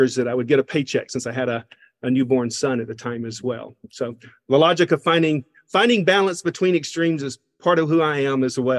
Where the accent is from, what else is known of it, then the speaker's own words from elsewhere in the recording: Covington, Georgia, United States; accent: Southern; So I am from Covington, Georgia, a small town in east of Atlanta, Georgia. So this accent is, I have an accent that no one claims at this point.